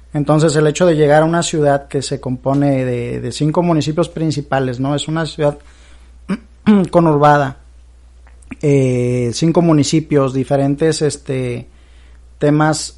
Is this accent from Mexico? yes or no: yes; Veracruz, Mexico; moved away as an adult; now in Monterrey, Mexico; soy originario de Veracruz, eh, viví 18 años de mi vida allá, allá vive toda mi familia.